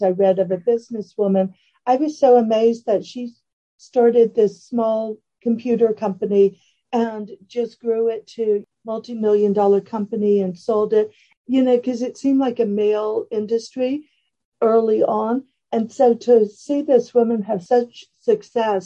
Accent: Lafayette, Louisiana, United States; now in San Francisco Bay Area, United States; I grew up in Lafayette, Louisiana. So I'm Southern

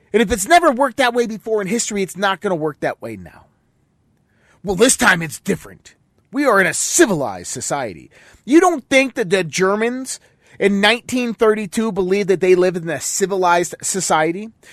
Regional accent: United States; we as American citizens

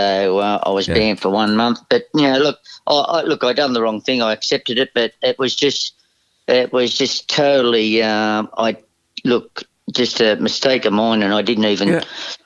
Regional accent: Cowra, New South Wales, Australia; I grew up in Cowra

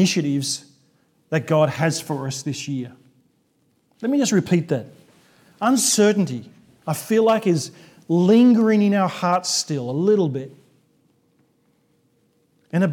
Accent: Sydney, New South Wales, Australia; we came back to Sydney, my hometown

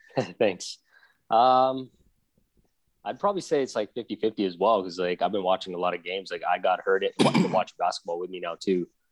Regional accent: Philippines; moved away; I grew up in the Philippines

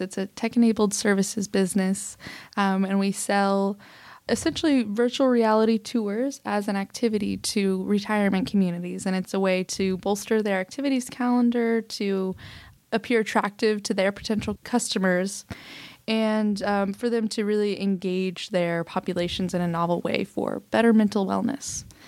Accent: Oklahoma City, Oklahoma, United States; I was born in Oklahoma City, Oklahoma

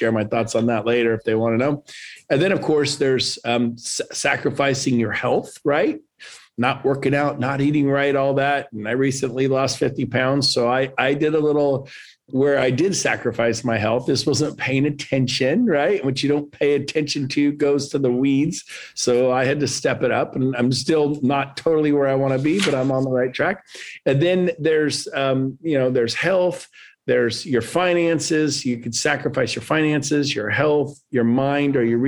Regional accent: Northern California, United States; also born or lived in San Diego, California; Moved up to Northern California

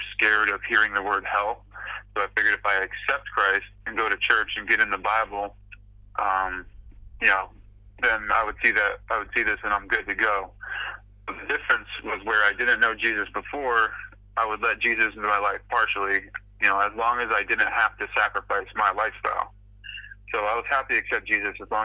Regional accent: Falmouth, Massachusetts, United States; I grew up in Falmouth, Massachusetts. It's a little town on Cape Cod, on the east coast of Massachusetts

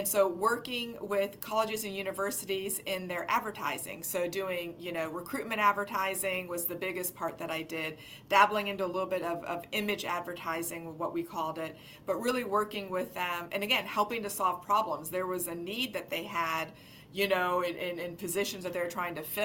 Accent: Erie, Pennsylvania, United States; moved away as an adult; also born or lived in Washington, D.C.; I grew up in Erie, Pennsylvania

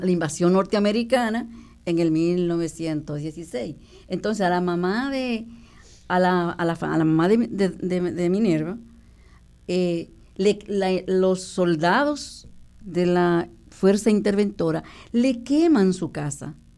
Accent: Dominican Republic; moved away as an adult; now in Puerto Rico; nosotros crecimos en la República Dominicana

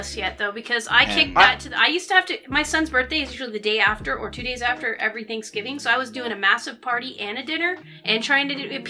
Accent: United States

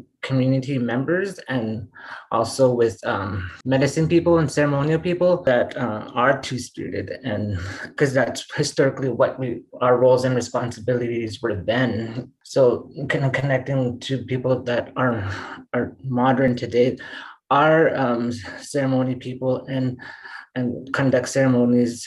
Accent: Treaty 3, Ontario, Canada; when I was growing up in Treaty 3, when I was teenager

